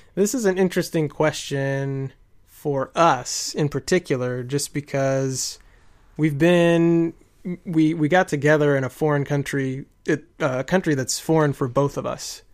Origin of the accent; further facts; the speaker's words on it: United States; I'm from America